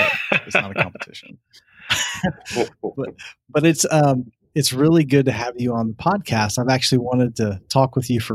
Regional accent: Columbus, Ohio, United States; I'm from Central Ohio, which is Columbus.

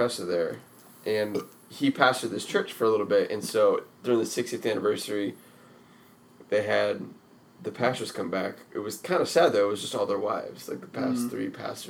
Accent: Redding, California, United States; also born or lived in Glendora, California; I grew up in Reading.

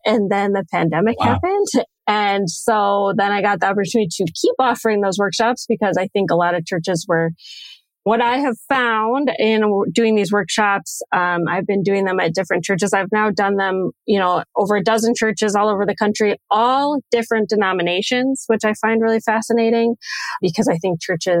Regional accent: just outside of Chicago, Illinois, United States; moved away as an adult; also born or lived in Western New York; now in Minnesota, United States; I grew up just outside of Chicago, so I'm really from Illinois. I'm not a native Minnesotan, which sometimes I'm reminded of up here

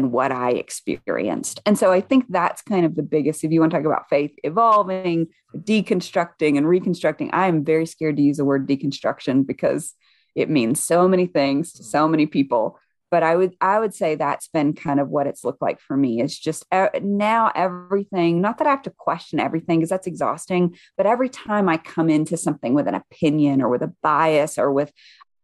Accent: the South, United States; moved away; I grew up white evangelical in the South

